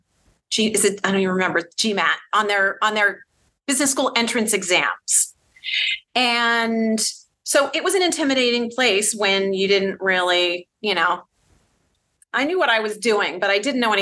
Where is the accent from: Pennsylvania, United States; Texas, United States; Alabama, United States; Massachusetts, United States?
Massachusetts, United States; Boston; moved away as an adult; also born or lived in New York; I'm originally from the Boston area